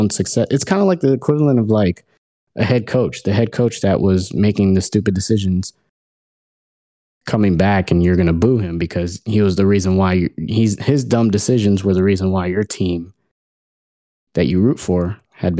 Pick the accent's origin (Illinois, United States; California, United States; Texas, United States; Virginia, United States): Texas, United States; Houston; we're from Houston